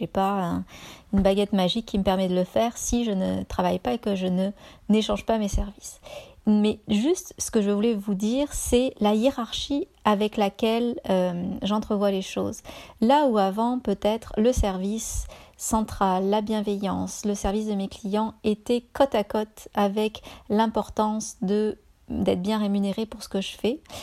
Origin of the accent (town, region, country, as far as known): France; moved away as an adult; now in Canada